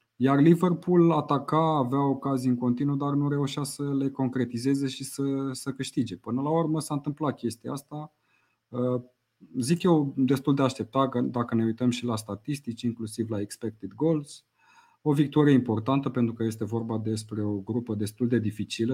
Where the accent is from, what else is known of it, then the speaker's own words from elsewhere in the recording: Romania; noi ca români